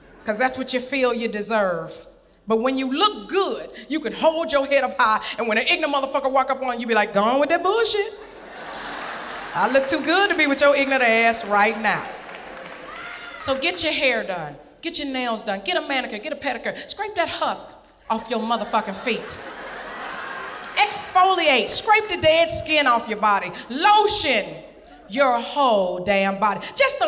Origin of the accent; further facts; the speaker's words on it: Little Rock, Arkansas, United States; I'm from Little Rock, Arkansas